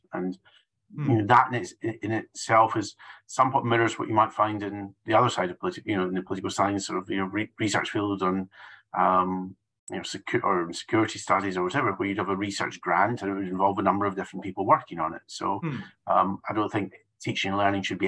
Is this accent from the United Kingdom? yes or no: yes; United Kingdom; I'm from the United Kingdom